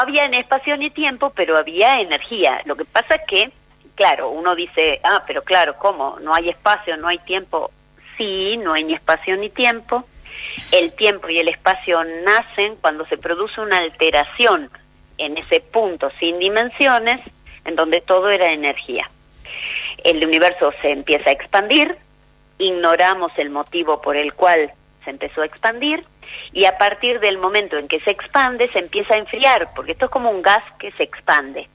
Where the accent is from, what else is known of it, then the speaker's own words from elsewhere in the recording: Argentina; Los argentinos